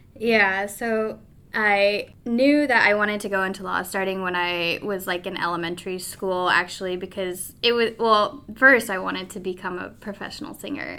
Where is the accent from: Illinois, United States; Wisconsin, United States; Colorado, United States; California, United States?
Colorado, United States; Pueblo; moved away as an adult; also born or lived in Omaha, Nebraska; I grew up in Pueblo, Colorado